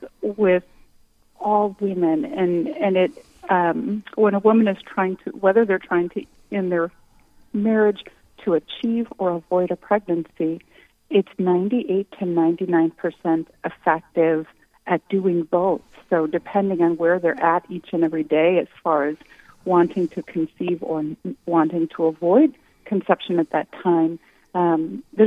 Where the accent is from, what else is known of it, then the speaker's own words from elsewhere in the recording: Winona, Minnesota, United States; now in New Ulm, United States; I grew up in Winona.